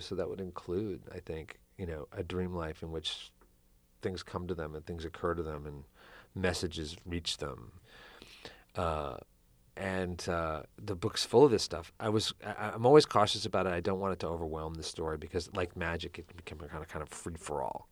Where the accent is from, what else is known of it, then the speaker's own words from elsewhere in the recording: United States; as American writers